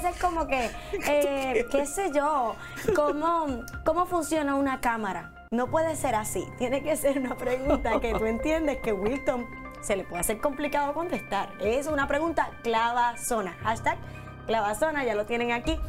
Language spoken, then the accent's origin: Spanish; Puerto Rico; estamos tan atrás Puerto Rico del resto del mundo